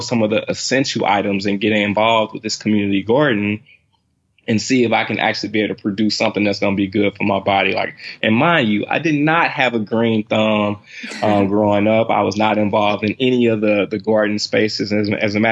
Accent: St. Louis, Missouri, United States; I'm from, actually born and raised in St. Louis, Missouri

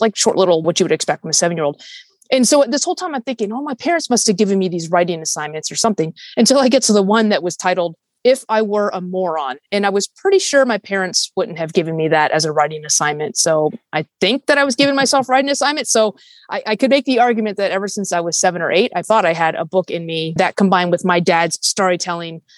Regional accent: Fairfax, Virginia, United States; moved away; I grew up in Northern Virginia

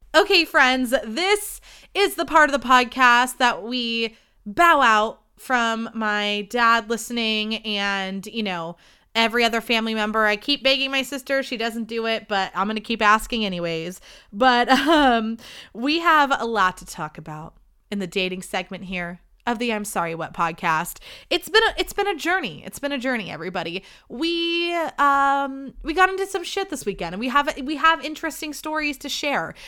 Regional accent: Livermore, California, United States; I'm from Livermore

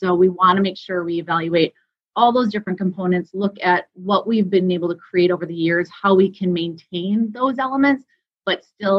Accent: St. Cloud, Minnesota, United States; So I grew up in St. Cloud, which is about an hour and a half north of the Twin Cities.

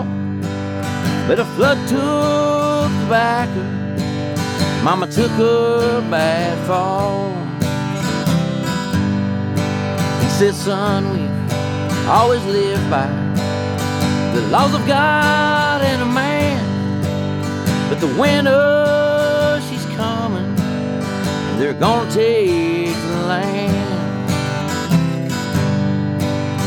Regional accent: Sneedville, Tennessee, United States; I grew up in Sneedville back in the mountains there

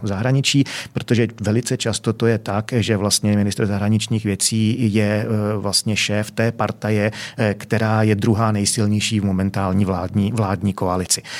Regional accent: Czechia; my Češi, že jo, zlatý Češi

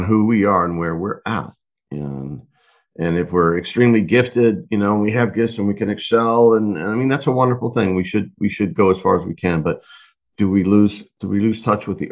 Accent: Texas, United States; born and raised in Texas

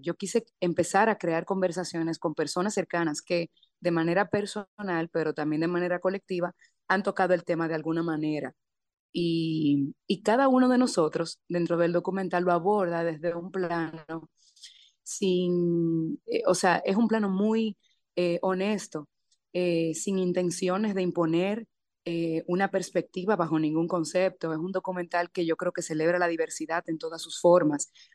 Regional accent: Dominican Republic; nosotros como dominicanos tendemos mucho a autocriticarnos

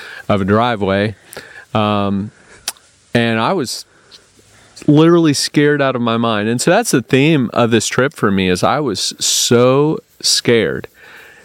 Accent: United States; I'm from America

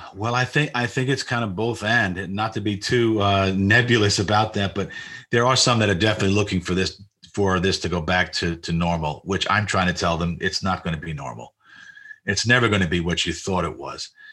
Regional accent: New York City, New York, United States; moved away; I was born in Jackson Heights, but we, we, we were living in Maspeth

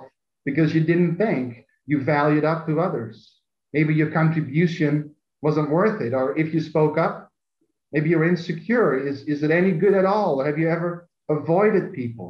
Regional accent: Netherlands; now in United States; both in Europe growing up in Holland and living in America

